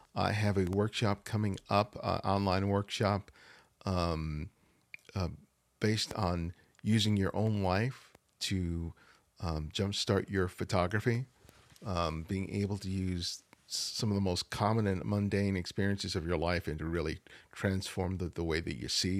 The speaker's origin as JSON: {"language": "English", "town": "Los Angeles", "region": "California", "country": "United States", "tie": "born or raised there", "said": "I, I grew up in South L A."}